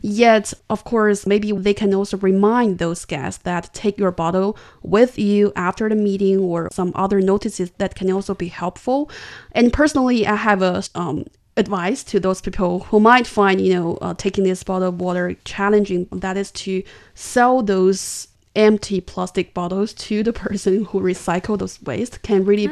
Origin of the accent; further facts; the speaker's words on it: China; I'm from China